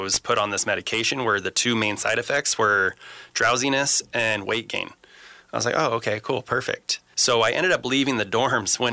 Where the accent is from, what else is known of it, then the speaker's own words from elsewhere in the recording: Morgan Hill, California, United States; also born or lived in Gilroy, California; I grew up in Morgan Hill